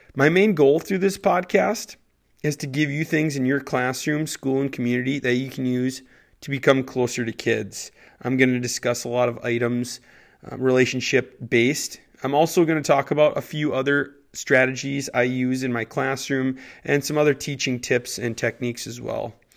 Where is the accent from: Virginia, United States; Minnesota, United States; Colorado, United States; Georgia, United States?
Minnesota, United States; Bertha; I'm actually from Bertha, Minnesota. It's a tiny little town